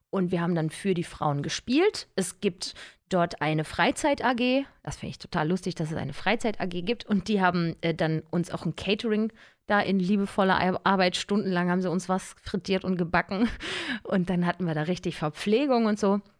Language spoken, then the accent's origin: German; Cologne, North Rhine-Westphalia, Germany; Aufgewachsen bin ich ja in Köln.